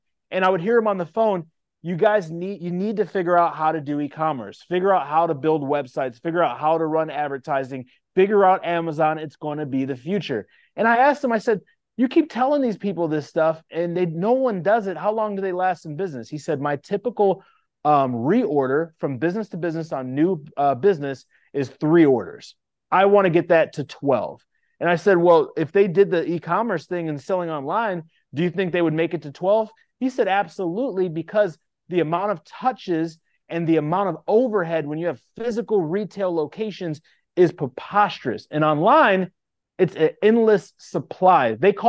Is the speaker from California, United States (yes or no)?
no; Indiana, United States; Yeah, so I grew up in a small town right outside Chicago, in Indiana, a population of 22,000.